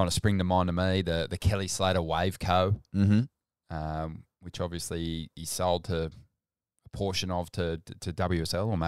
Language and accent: English; New Brighton, New South Wales, Australia; we grew up in New Brighton